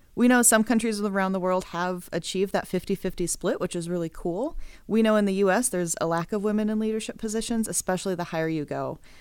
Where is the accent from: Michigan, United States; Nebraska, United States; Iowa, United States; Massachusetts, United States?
Nebraska, United States; Omaha; I'm originally from Omaha